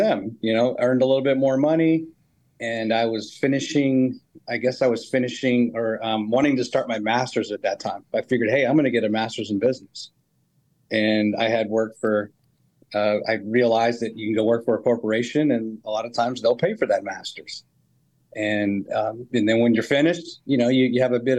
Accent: Northern Virginia, United States; moved away as an adult; also born or lived in Salt Lake City, Utah; now in Huntsville, United States; I grew up basically in Northern Virginia

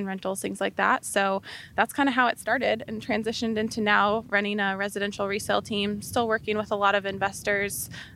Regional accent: Albany, Oregon, United States; now in Arizona, United States; I grew up in Albany, Oregon, on a little farm in Albany.

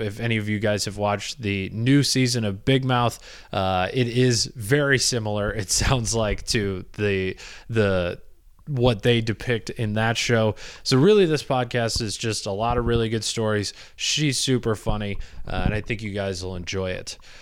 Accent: Michigan, United States; I'm from Michigan.

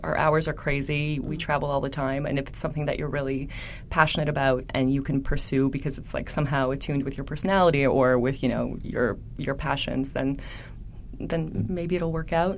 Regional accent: Poland; now in Canada; I grew up in Poland. I'm an immigrant to Canada

